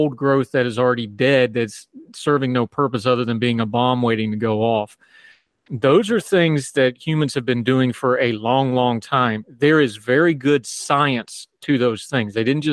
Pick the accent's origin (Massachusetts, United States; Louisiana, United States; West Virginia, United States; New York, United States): West Virginia, United States; I grew up in West Virginia